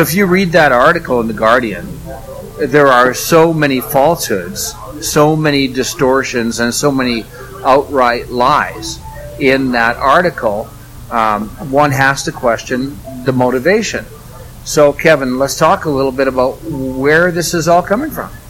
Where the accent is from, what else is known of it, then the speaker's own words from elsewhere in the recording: Red Deer, Alberta, Canada; my hometown area of uh, Red Deer, Alberta